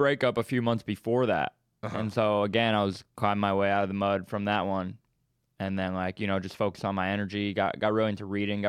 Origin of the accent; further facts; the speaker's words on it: Staten Island, New York, United States; I'm a New Yorker.